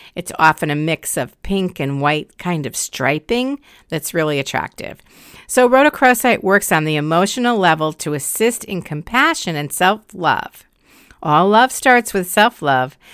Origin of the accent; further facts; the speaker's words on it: Connecticut, United States; my home state of Connecticut